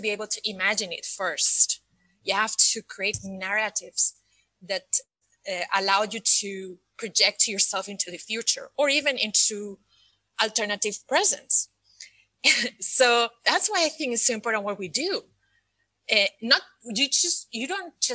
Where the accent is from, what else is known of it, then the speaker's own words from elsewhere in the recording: Spain; moved away as an adult; also born or lived in Scotland / United States / Paris, France; now in Dubai, United Arab Emirates; I am originally from Spain, and I lived most of my adult life outside of my country.